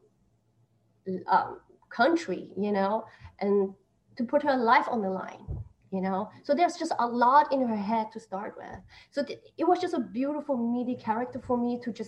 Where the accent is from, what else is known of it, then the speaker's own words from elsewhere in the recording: Austria; also born or lived in Taiwan; now in New York, United States; I was born in Taiwan, but I grew up in Austria. I'm in New York now.